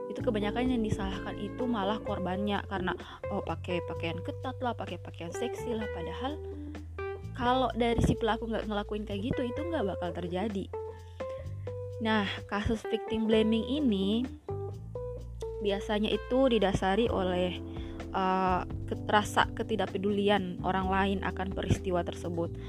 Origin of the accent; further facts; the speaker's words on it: Ambon, Maluku, Indonesia; karena ternyata masih banyak kita orang Ambon itu suka melakukan victim blaming terhadap korban ya di sini ya.